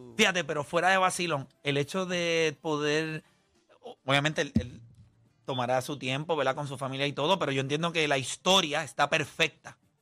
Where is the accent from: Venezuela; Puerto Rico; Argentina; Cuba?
Puerto Rico; Carolina; Yo sí soy de Carolina